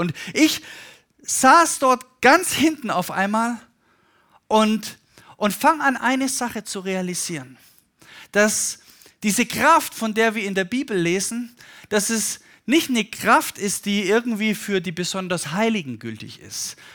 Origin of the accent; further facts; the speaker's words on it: Stuttgart, Baden-Württemberg, Germany; mit meinen Eltern, die auch Pastoren sind, auf einer Konferenz war bei uns in Stuttgart